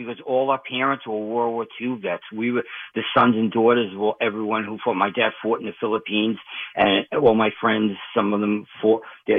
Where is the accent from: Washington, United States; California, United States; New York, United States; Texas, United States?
New York, United States; Westbury; moved away as an adult; also born or lived in Florida; now in West Palm Beach, United States; I grew up in Westbury, Long Island.